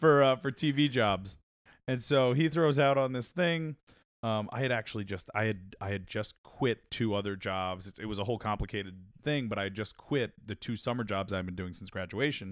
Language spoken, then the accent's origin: English; Long Island, New York, United States; I grew up on Long Island